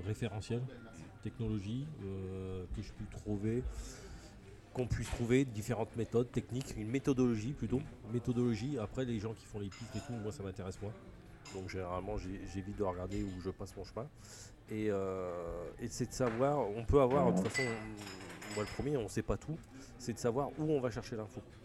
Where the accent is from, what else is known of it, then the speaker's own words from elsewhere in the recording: Picardy, Hauts-de-France, France; moved away; also born or lived in Occitania; je suis originaire de Picardie